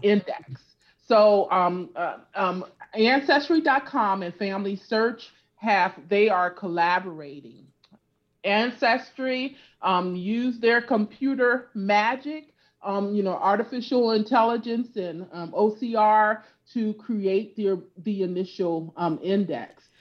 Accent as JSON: {"language": "English", "region": "California", "country": "United States", "tie": "born or raised there", "also_born_or_lived": "Louisiana", "said": "I grew up in California"}